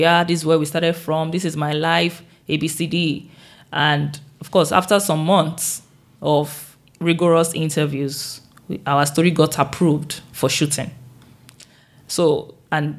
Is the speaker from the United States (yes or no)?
no; Nigeria; I'm the first from Nigeria in 12 years and I'm the only one from Africa this year.